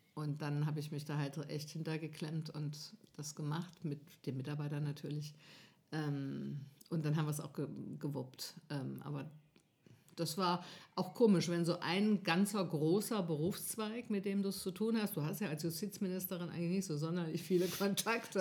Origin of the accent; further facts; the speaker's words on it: Northern Hesse, Germany; ich komme da nicht her ursprünglich, ich komme aus Nordhessen.